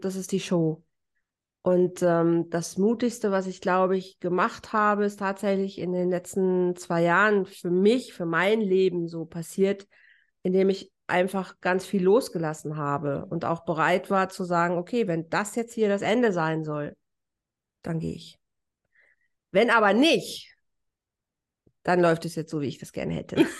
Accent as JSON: {"language": "German", "country": "Germany", "moved": "as an adult", "lives_now": "Mallorca, Spain", "said": "als Deutscher"}